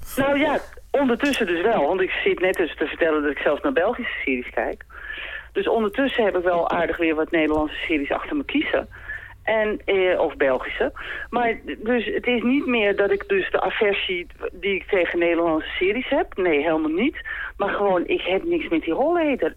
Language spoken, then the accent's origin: Dutch; Amsterdam, North Holland, Netherlands; ik kom uit Amsterdam en zij dus ook